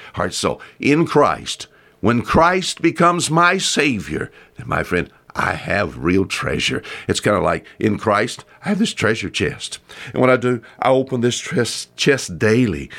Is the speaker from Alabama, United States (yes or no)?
yes; Bon Secour River, Alabama Gulf Coast, United States; I was raised on the Bonsuku River here